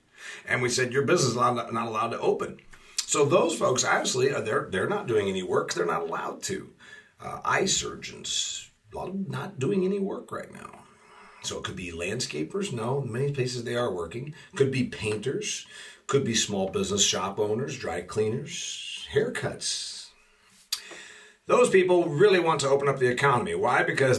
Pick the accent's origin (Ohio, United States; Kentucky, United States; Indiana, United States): Indiana, United States; You get $390 a week in my home state of Indiana to be unemployed